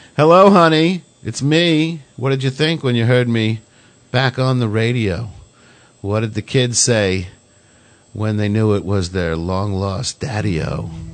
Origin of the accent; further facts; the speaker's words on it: Long Island, New York, United States; growing up on Long Island